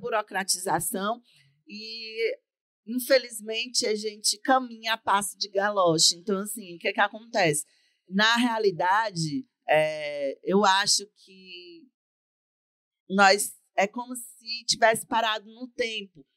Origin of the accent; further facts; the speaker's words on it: Camocim, Ceará, Brazil; o sistema público de saúde camusinense me dar esse suporte sem eu ter que precisar de sair da minha cidade natal